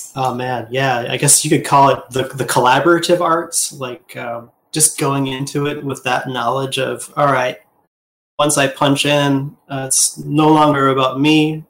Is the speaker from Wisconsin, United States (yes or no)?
yes; Wisconsin, United States; I was born in 1978 in Midwest U.S., uh, Wisconsin